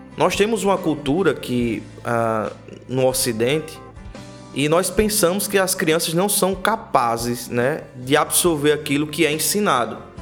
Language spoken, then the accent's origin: Portuguese; Prado Poço, Paraíba, Brazil; onde eu me criei a vida inteira, chamado Prado Poço